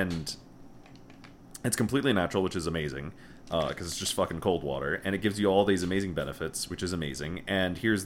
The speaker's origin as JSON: {"language": "English", "region": "Connecticut", "country": "United States", "moved": "as an adult", "said": "we're both from Connecticut"}